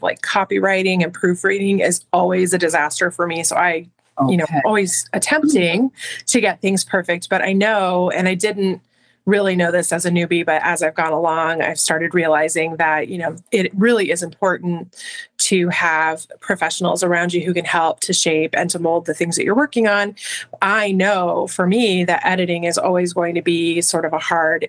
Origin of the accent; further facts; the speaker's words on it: southern New Mexico, United States; moved away as an adult; now in Colorado, United States; I lived for some years after I had my kids in southern New Mexico, which is my hometown, home state area